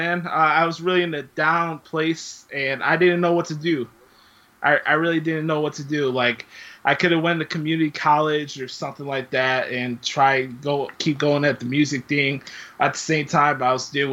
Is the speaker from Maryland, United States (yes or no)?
no; Chicago, Illinois, United States; I come from the city of Chicago. I'm from the Humble Park, Westtown area of Chicago